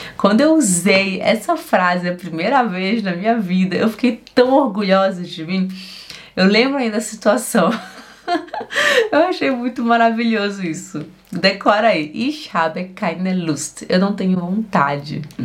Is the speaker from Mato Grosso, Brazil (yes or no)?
no; Belém, Pará, Brazil; da onde eu venho, lá de Belém do Pará